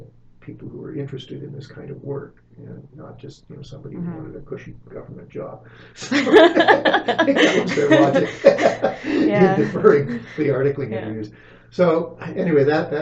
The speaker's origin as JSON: {"language": "English", "town": "Alliston", "region": "Ontario", "country": "Canada", "tie": "born or raised there", "said": "my hometown was Alliston"}